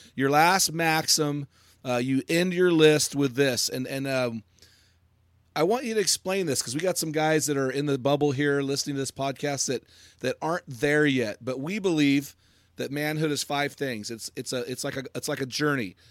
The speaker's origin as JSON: {"language": "English", "country": "United States", "said": "I'm an American"}